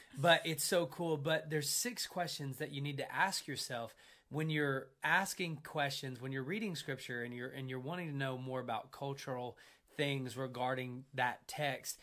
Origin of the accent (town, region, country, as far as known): United States